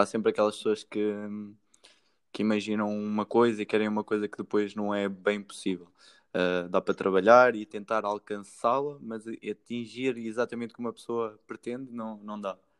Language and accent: Portuguese; Santa Comba Dão, Centro, Portugal; eu sou de Santa Coma